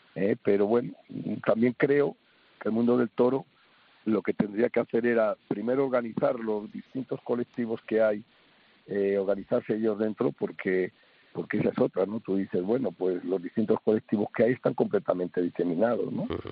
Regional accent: Spain; somos los españoles

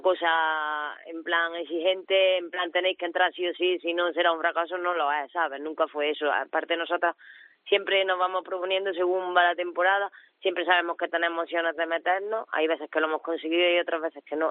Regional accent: Córdoba, Andalusia, Spain; now in Ourense, Spain; soy cordobesa

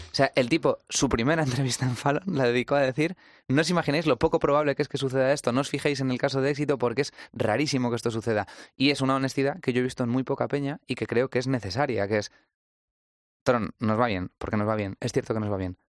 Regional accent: Toledo, Castilla-La Mancha, Spain; venimos de Toledo

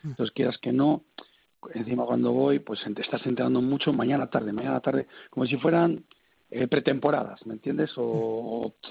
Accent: Valladolid, Castile and León, Spain; Yo soy de Valladolid

